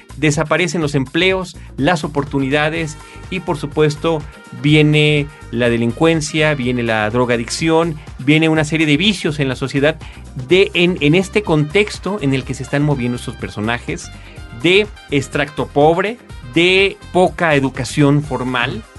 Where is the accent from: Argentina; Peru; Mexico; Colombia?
Mexico